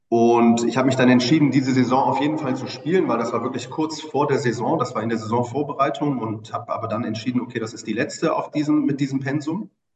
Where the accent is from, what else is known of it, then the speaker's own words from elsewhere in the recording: Bremen, Germany; moved away as an adult; also born or lived in Oldenburg; now in Hamburg, Germany; einem äh, gebürtigen Bremer